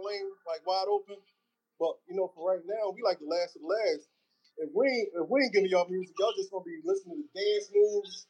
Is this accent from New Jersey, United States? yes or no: no; Philadelphia, Pennsylvania, United States; I'm from Philly.